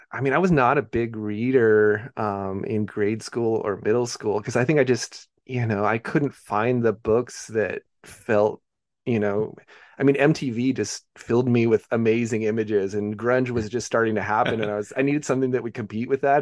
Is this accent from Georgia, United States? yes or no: no; Beaverton, Oregon, United States; I grew up in Beaverton, Oregon, which is just, you know, uh, the, the most s, the, like, the most suburb of all suburbs